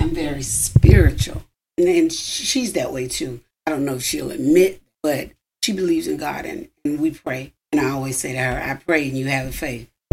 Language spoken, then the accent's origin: English; Louisville, Kentucky, United States; moved away; I was brought up in Louisville